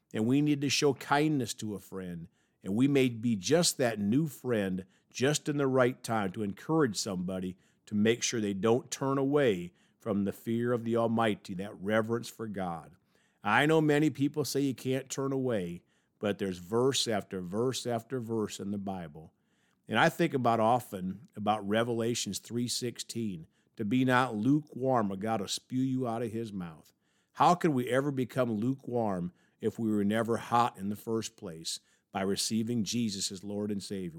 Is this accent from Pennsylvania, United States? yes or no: no; Evansville, Indiana, United States; The University of Evansville, my hometown.